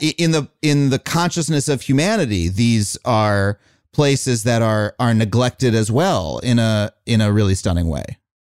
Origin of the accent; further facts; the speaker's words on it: Long Island, New York, United States; I grew up on Long Island